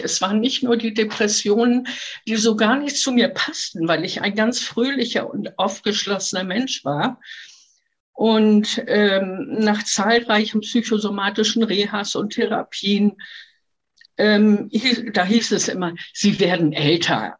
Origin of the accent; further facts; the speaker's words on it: Hamburg, Germany; also born or lived in Halberstadt; Ich bin in Halberstadt geboren und mit dem fünften Lebensjahr nach Hamburg gekommen und hier bin ich aufgewachsen